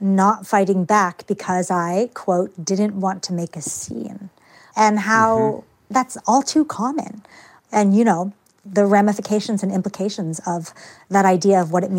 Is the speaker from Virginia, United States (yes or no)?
yes; Richmond, Virginia, United States; I think it had much more to do with being a girl or being a woman and what was considered ladylike in this sort of very genteel place